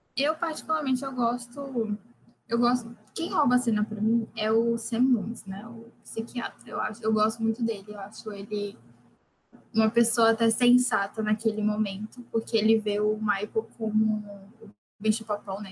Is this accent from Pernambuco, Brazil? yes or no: yes; Recife, Pernambuco, Brazil; eu sou de Recife